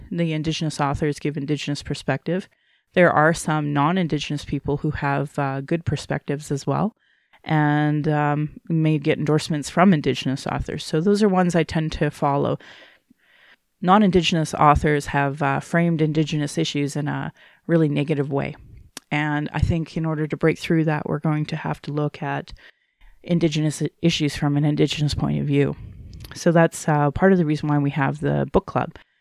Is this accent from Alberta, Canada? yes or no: yes; Calgary, Alberta, Canada; being born and raised in Alberta